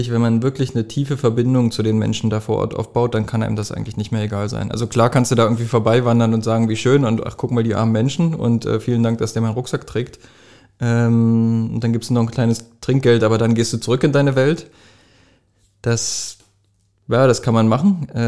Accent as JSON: {"language": "German", "town": "Jena", "region": "Thuringia", "country": "Germany", "tie": "born or raised there", "said": "also ich komme nicht aus Wittenberg, ich bin in Jena geboren."}